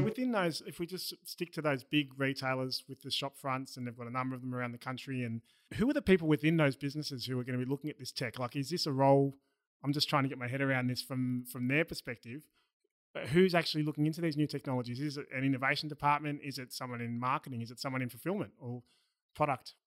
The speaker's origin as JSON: {"language": "English", "country": "Australia", "accent": "Australian", "said": "my Australian accent"}